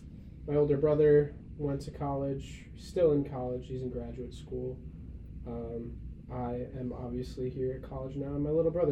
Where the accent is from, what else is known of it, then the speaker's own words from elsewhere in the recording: United States; But I'm not from a city, which is it's very confusing. I'm not from Chicago. I'm by Chicago, like an hour by Chicago, but like still considered a city boy.